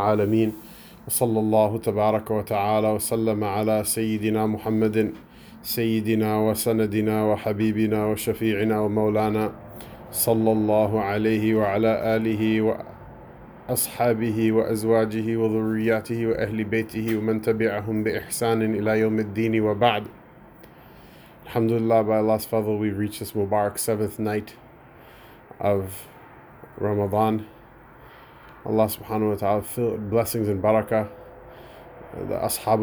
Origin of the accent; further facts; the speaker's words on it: United States; as an American, as a whiny American